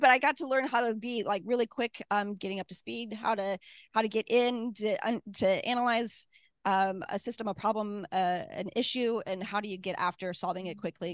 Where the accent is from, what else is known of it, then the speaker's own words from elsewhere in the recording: Midwest, United States; I'm from the Midwest, you know, we're typically really nice to each other